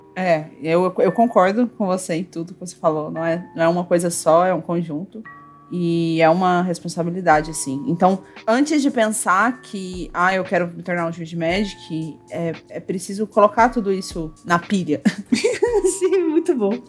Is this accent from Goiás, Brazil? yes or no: yes; Goiânia, Goiás, Brazil; eu sou de Goiânia, aqui no centro, é, centro-oeste, coração do Brasil